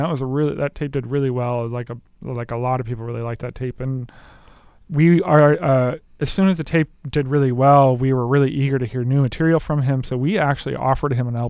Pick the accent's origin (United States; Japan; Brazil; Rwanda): Japan; moved away; I can speak Japanese. I grew up in Japan